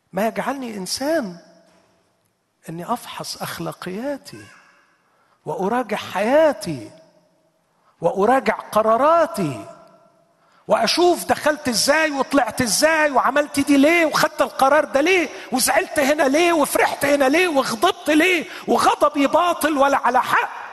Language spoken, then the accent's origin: Arabic; Egypt; عندنا في مصر